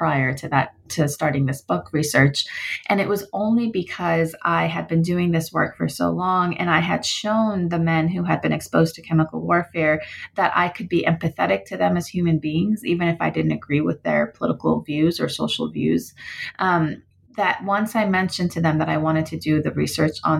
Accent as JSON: {"language": "English", "country": "United States", "tie": "born or raised there", "said": "my family background is Iranian, although I grew up in the United States"}